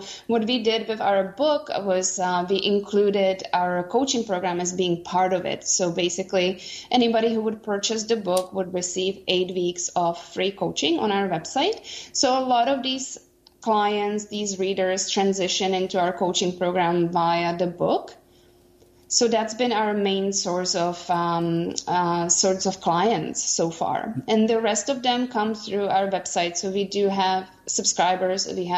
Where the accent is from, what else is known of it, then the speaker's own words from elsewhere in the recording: Vancouver, British Columbia, Canada; we are from Vancouver, Canada.